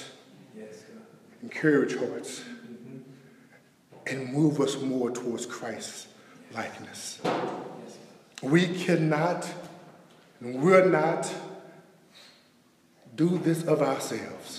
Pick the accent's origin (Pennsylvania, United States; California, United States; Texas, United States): Texas, United States; Dallas; Born and raised in Oak Cliff, Texas